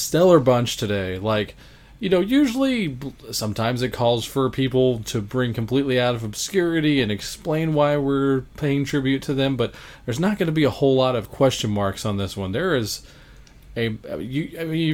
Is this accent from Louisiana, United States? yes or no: yes; Baton Rouge, Louisiana, United States; the house I grew up in Baton Rouge, Louisiana